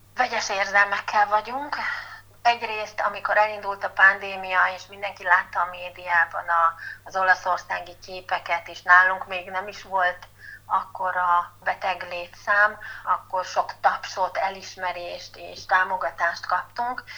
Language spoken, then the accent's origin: Hungarian; Miskolc, Borsod-Abaúj-Zemplén, Hungary; moved away as an adult; also born or lived in Budapest; Miskolci vagyok, és szeretem ezt a várost, szeretek itt élni